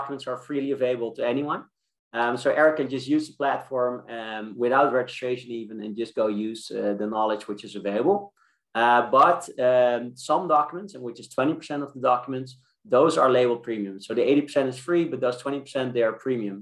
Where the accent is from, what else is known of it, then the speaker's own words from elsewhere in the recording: Amsterdam, North Holland, Netherlands; I'm from Amsterdam.